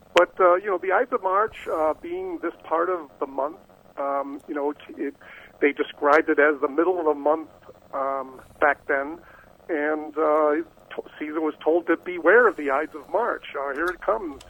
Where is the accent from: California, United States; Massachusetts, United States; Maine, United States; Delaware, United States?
Massachusetts, United States; Boston; I was born in Boston